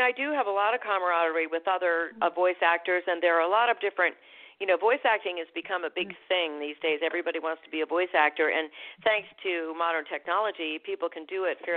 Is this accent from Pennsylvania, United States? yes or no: no; Vermont, United States; born there; accent: New England; also born or lived in Boston / Providence / upstate New York; So I was born in Vermont. I lived outside of Boston, and then I lived outside of Providence, and then I moved to upstate New York, which was very fortunate for a person who was going to ultimately be a voice actor because I had a very thick New England accent.